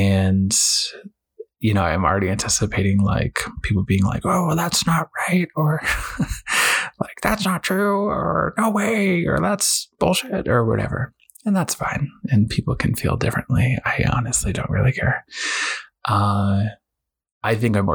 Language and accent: English; Boston, Massachusetts, United States; I was raised in New England, Boston area